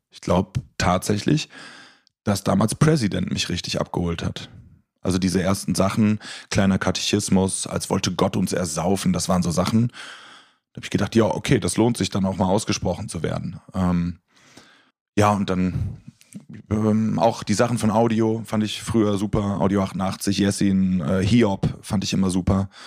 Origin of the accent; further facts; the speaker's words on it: North Rhine-Westphalia, Germany; Ich komme aus der Nähe von Köln.